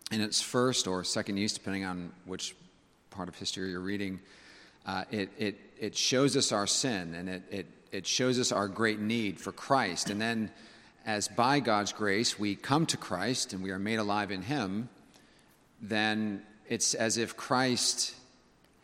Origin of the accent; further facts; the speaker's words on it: Northern California, United States; now in South Carolina, United States; growing up in Northern California, we always had our windows open